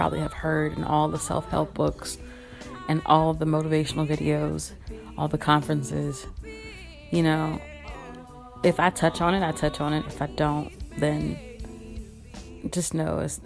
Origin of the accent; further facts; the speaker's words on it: Kinston, North Carolina, United States; now in Durham, United States; born and raised in Kinston, North Carolina, now living in Durham, North Carolina